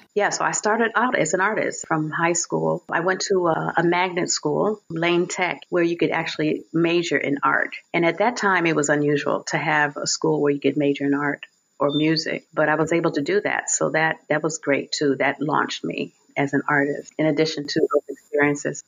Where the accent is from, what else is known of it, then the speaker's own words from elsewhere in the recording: Chicago, Illinois, United States; I grew up in Chicago, born and raised in Chicago